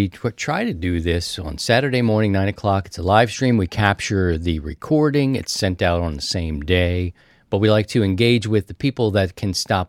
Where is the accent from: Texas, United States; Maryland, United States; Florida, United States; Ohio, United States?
Maryland, United States; Baltimore; I'm from Baltimore, so we had a different system.